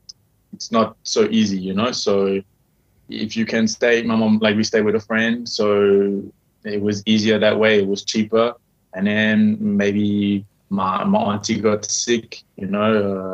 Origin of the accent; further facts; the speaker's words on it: Durban, KwaZulu-Natal, South Africa; also born or lived in Johannesburg; I was born in Johannesburg, and then like 3 weeks later I lived in Durban, and then after 3 months we changed house